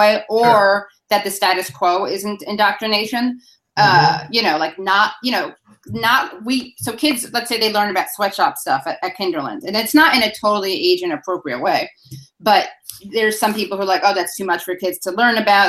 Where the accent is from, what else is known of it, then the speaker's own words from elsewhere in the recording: New York City, New York, United States; when you're from New York City